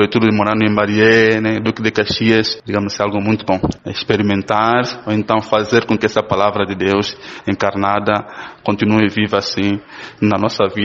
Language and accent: Portuguese; Angola; moved away as an adult; now in Brazil; com nós, com angolanos